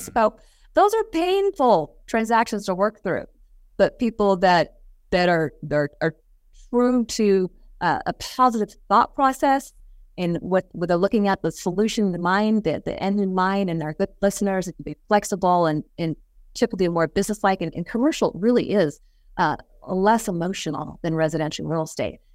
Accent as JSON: {"language": "English", "town": "Las Vegas", "region": "Nevada", "country": "United States", "tie": "born or raised there", "said": "I born and raised in Las Vegas."}